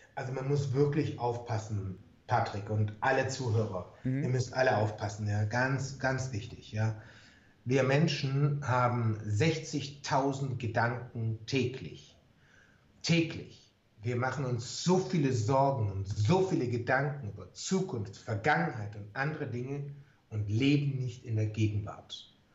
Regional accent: Germany; bei uns in Deutschland

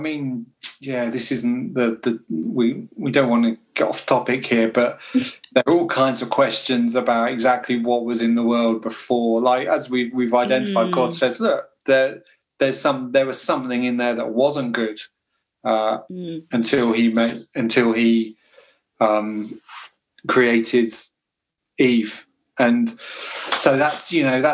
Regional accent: United Kingdom; being British

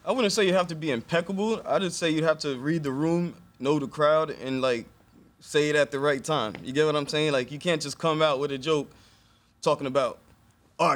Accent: Elmont, New York, United States; also born or lived in Brooklyn, New York / Atlanta, Georgia; now in Harlem, United States; I was born in Brooklyn, like every Haitian. Moved to Long Island when I was seven. I was raised in Elmont

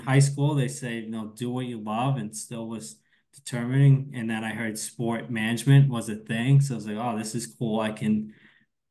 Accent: East Coast, United States; moved away; I'm from the East Coast

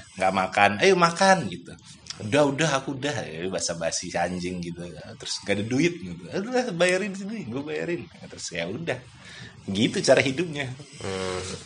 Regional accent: Bengkulu, Indonesia; moved away as an adult; also born or lived in Medan; now in Yogyakarta, Indonesia; aku yang berasal dari Bengkulu

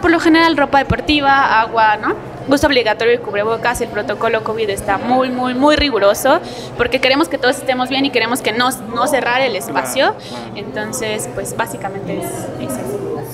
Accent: Tlaxcala, Mexico; yo estudiaba la secundaria, la prepa en Tlaxcala

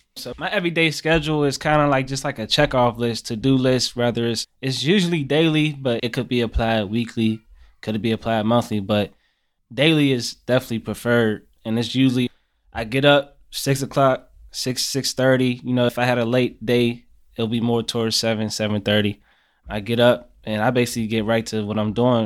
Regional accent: Pittsburgh, Pennsylvania, United States; I'm from Larmer, from Larmer, east side of Pittsburgh

